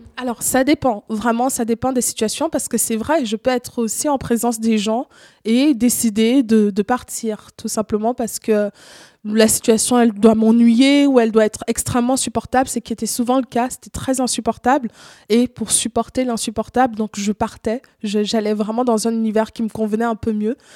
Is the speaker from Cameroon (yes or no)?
yes; Cameroon; now in Switzerland; j'ai grandi au Cameroun, j'ai vécu une grande partie de ma vie au Cameroun